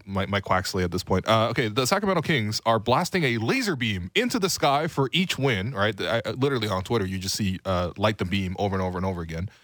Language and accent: English; Toronto, Ontario, Canada; I was from Scarlet Road